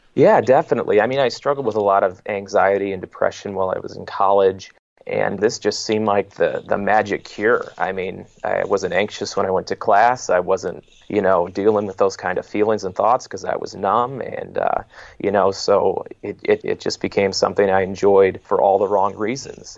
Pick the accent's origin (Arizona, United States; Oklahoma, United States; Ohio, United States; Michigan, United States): Michigan, United States; Detroit; moved away as an adult; also born or lived in Long Island, New York; I was born and raised in the Metro Detroit area in Michigan